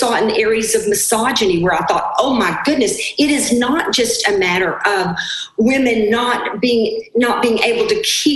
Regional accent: Arkansas, United States; I was raised in Arkansas in the 60s

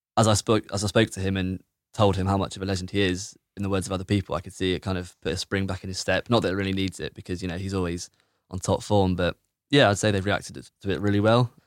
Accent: Bristol, South West England, United Kingdom; I'm from Bedminster

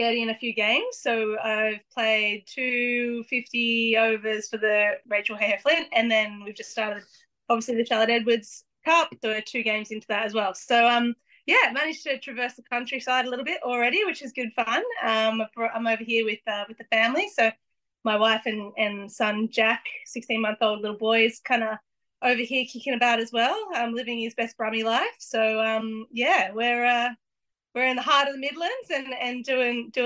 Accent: Australia; moved away as an adult; now in Solihull, United Kingdom; being an Australian

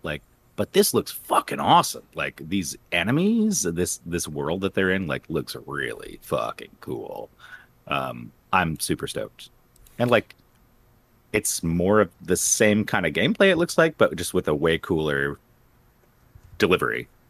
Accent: West Palm Beach, Florida, United States; I grew up in West Palm Beach

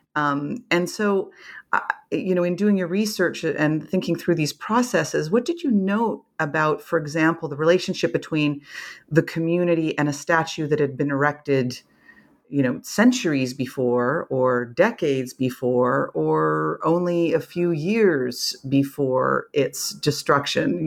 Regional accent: Canada; as a Canadian

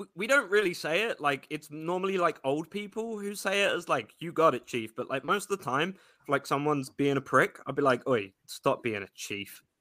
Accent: London, United Kingdom; moved away; I am Irish Scot. I was just unfortunately raised in the hellhole that is London.

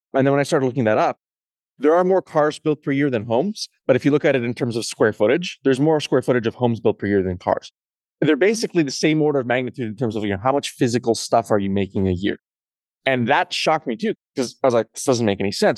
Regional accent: Canada; I grew up in Canada

